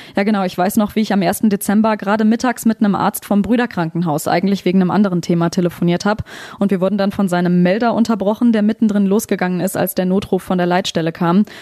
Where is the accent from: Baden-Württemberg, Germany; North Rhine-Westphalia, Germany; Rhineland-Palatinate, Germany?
Rhineland-Palatinate, Germany; Trier; bei uns in Trier